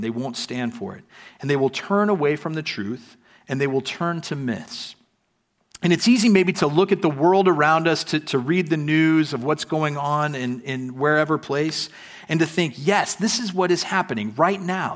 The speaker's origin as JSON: {"language": "English", "country": "United States", "moved": "yes", "lives_now": "Prague, Czech Republic", "said": "coming to Prague as an American"}